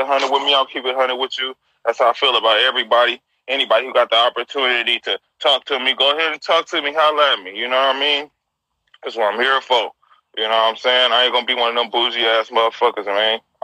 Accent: San Francisco, California, United States; I'm from the city. I'm from the Point, man. Yeah, okay. I'm Hunters Point. I'm a Hunters Point baby

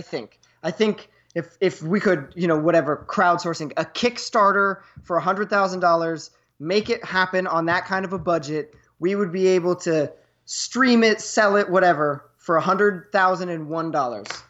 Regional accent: New York, United States; as a New Yorker

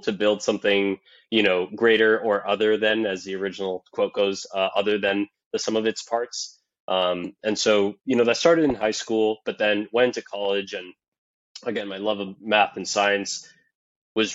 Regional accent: Miami, Florida, United States; also born or lived in San Francisco; born and raised in Miami, Florida

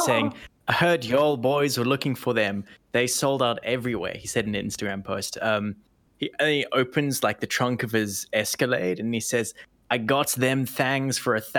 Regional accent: Canada; as a Canadian

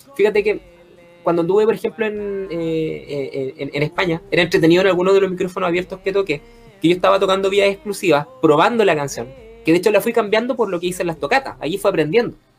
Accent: Chile; los, chilenos que escuchamos o que hemos escuchado radio

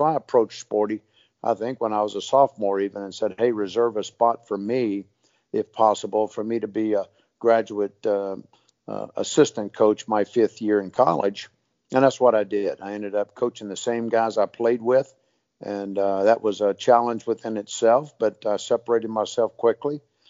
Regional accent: Texarkana, Texas, United States; I was from Texarkana, Texas

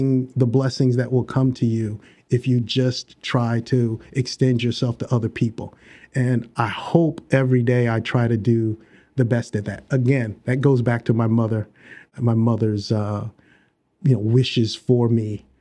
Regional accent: Georgia, United States; born or raised there; also born or lived in Maywood, Illinois / Chicago

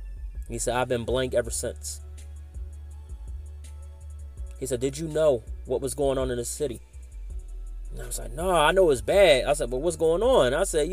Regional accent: Philadelphia, Pennsylvania, United States; but I love Philadelphia. Like I said, that's my birthplace, my hometown. I'm a Philadelphia Flyers, Eagles, and 76ers fan. Hunting Park, born and raised.

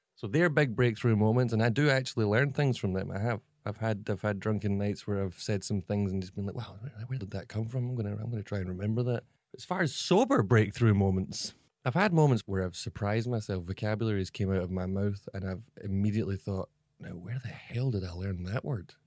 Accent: Scotland, United Kingdom; moved away as an adult; now in Shanghai, China; I'm a Scottish guy

